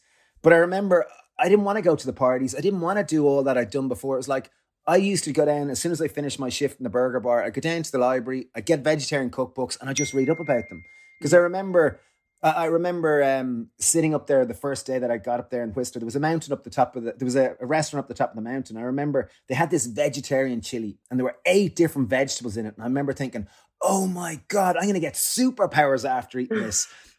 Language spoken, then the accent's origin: English; Greystones, County Wicklow, Ireland; So like, I guess growing up in Greystones, you were told, you know, you should get a job and maybe get a successful job and then buy a house and get married and then you'll be happy and then you're a good lad.